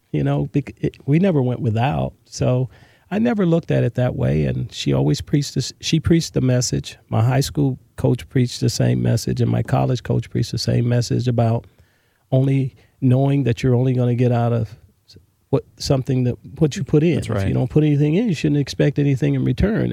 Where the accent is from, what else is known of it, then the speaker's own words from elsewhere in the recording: Los Angeles, California, United States; also born or lived in Mobile, Alabama; We moved to Los Angeles, California, South Central Los Angeles, where, uh, where most of my growing up was done.